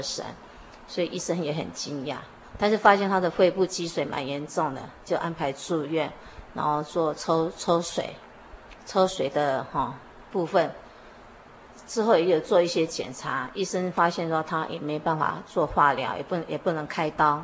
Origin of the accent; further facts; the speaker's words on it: Luodong, Yilan County, Taiwan; moved away as an adult; now in Yonghe, Taiwan; 我从小住在宜兰，挪东镇。啊，我生长在一个基督徒的家庭。之后结婚住到永和